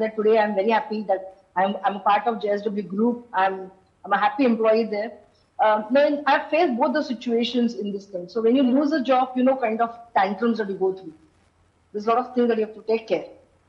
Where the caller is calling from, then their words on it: Mumbai, Maharashtra, India; Firstly, I'm joining from Mumbai, not from Bangalore.